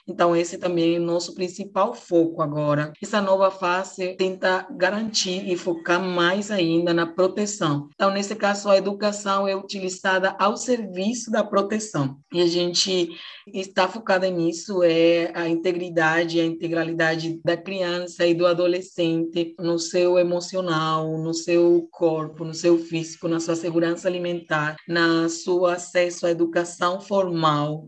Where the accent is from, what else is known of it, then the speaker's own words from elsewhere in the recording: Venezuela; Portuguese is a second language; now in Roraima, Brazil; O teatro de povinho lá no meu país é que todo mundo se conhece